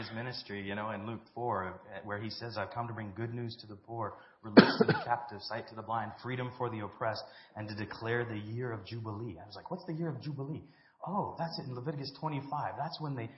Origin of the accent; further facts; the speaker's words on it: South Africa; I grew up in South Africa